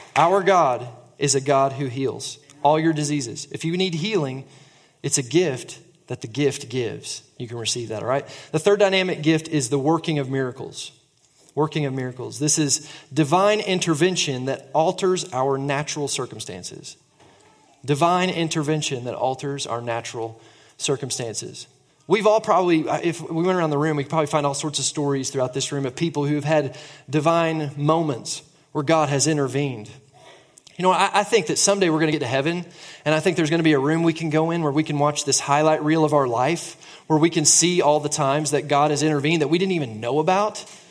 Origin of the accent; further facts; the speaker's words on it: Tulsa, Oklahoma, United States; now in Oklahoma City, United States; I grew up in Tulsa, my wife did too